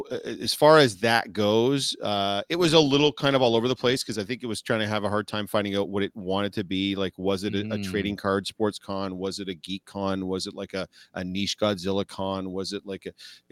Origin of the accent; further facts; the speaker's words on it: Winnipeg, Manitoba, Canada; Is there any is anybody from Winnipeg? I'm from Winnipeg.